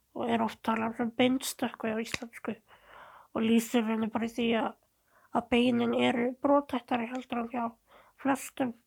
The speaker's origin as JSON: {"language": "Icelandic", "area": "Seltjarnarnes and Garðabær", "region": "Capital Region", "country": "Iceland", "tie": "born or raised there", "also_born_or_lived": "New Zealand", "said": "ég ólst upp bæðið á Seltjarnir og Garðabæ. Já. Og reyndar aðeins á Nýjasjálandi líka"}